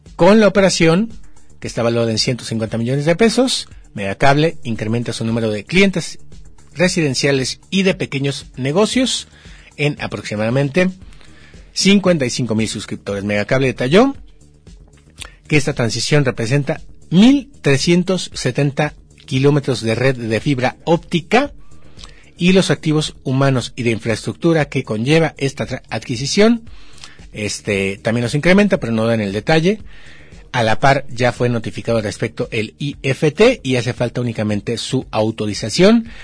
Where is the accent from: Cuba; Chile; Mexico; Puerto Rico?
Mexico; porque somos mexicanos